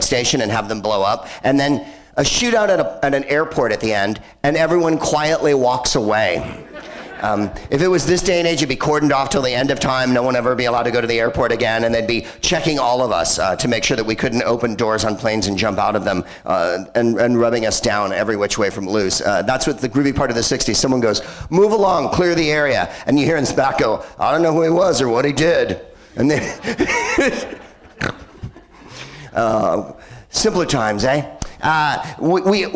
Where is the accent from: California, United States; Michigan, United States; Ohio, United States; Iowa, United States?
California, United States; San Francisco; I'm from San Francisco, and this is real San Francisco